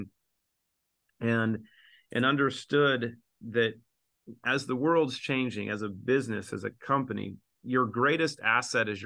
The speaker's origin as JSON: {"language": "English", "region": "Southwest Washington", "country": "United States", "tie": "born or raised there", "also_born_or_lived": "Seattle", "said": "I grew up in Southwest Washington and lived in Seattle"}